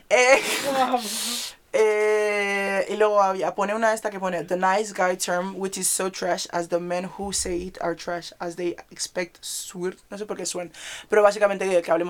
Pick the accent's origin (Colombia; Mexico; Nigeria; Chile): Nigeria; en mi iglesia, voy a recalcar otra vez, somos nigerianos.